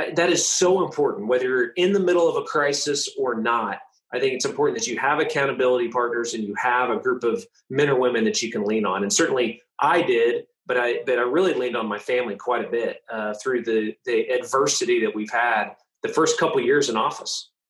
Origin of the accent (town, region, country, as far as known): Tulsa, Oklahoma, United States; born or raised there